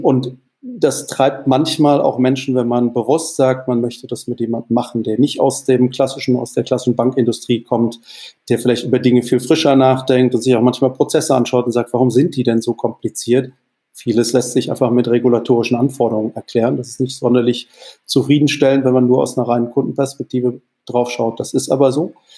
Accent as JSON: {"language": "German", "town": "Mannheim", "region": "Baden-Württemberg", "country": "Germany", "tie": "born or raised there", "also_born_or_lived": "Wales", "moved": "yes", "said": "in der exakten Mitte zwischen Heidelberg und Mannheim aufgewachsen, Heidelberg zur Schule gegangen"}